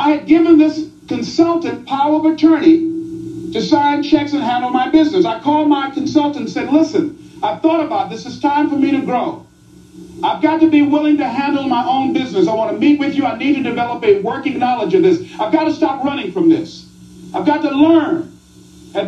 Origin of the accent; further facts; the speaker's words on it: Miami, Florida, United States; I was born in Liberty City